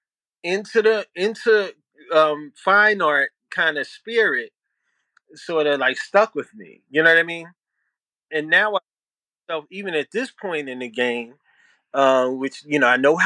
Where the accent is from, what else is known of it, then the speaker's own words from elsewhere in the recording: Philadelphia, Pennsylvania, United States; moved away as an adult; now in Lawnside, United States; I grew up in South Philly, born and raised, and proud to be a South Philly dude.